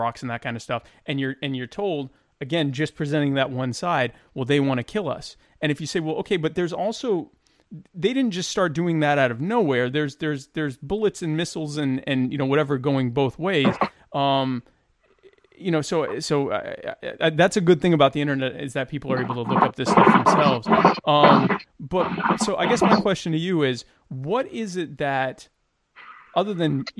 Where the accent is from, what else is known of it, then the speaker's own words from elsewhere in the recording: Deep South, United States; also born or lived in Baltimore, Maryland; I was born in Baltimore, but we were, I was raised in the Deep South